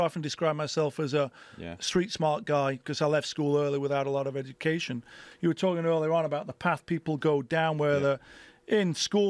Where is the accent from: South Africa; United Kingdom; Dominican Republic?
United Kingdom; England; moved away as an adult; now in United States; growing up in England and then coming to America as a 19-year-old, not knowing anybody, but just sort of following your passion.